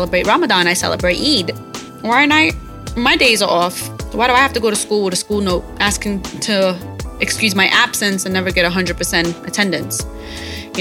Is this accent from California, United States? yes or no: no; New York City, New York, United States; a little Arab girl who's born and raised in Brooklyn, New York City